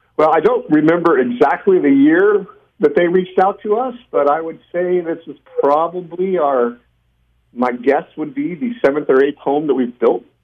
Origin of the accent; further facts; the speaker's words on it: Bakersfield, California, United States; we're from Bakersfield, but we do life in Bakersfield